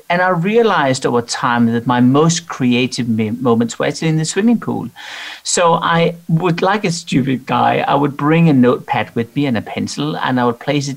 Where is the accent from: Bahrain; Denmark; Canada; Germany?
Denmark; I'm from Denmark